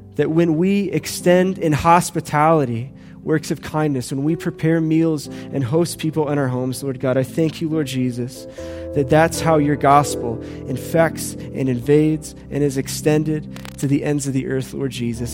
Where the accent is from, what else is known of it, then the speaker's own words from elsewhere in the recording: United States; I love being an American